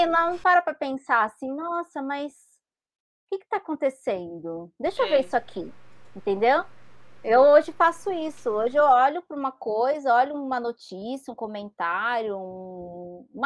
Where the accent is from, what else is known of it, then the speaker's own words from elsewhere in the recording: Brazil; a gente é brasileira